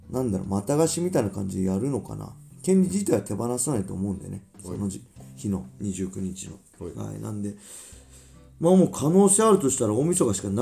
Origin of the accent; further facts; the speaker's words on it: Inashiki, Ibaraki, Japan; 僕の地元生まれた茨城県稲敷市